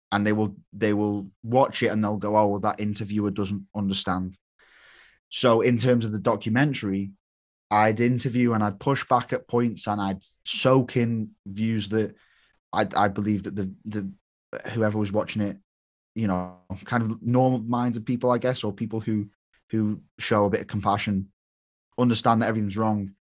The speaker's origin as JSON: {"language": "English", "country": "United Kingdom", "said": "I was British"}